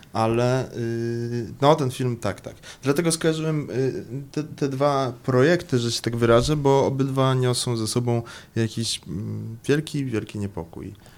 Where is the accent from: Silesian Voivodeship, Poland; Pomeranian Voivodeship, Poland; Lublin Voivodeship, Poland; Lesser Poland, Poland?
Lesser Poland, Poland; Kraków; A ja jestem z Krakowa